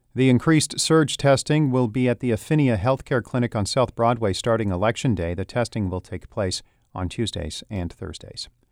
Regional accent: Canada; now in Missouri, United States; I'm Canadian

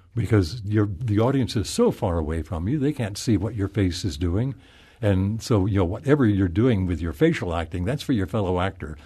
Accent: Oklahoma, United States; moved away; I'm from Oklahoma

